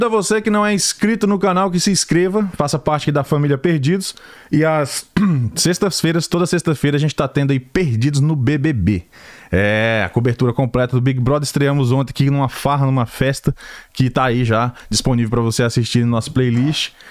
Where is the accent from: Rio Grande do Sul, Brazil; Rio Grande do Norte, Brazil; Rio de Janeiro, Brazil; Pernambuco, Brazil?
Pernambuco, Brazil; Recife; now in Atlanta, United States; eu sou do Recife. Recife, Pernambuco.